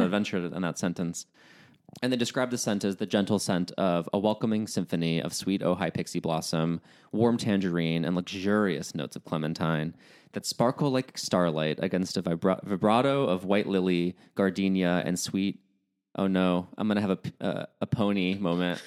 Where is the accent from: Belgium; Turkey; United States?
United States; accent: American; my American accent